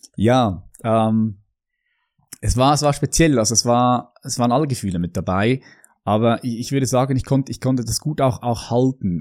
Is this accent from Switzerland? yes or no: yes; Switzerland; ich bin hier in der Schweiz aufgewachsen